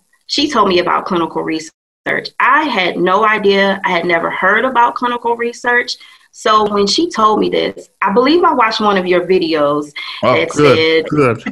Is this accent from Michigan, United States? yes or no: yes; Detroit, Michigan, United States; also born or lived in Atlanta; my hometown is Detroit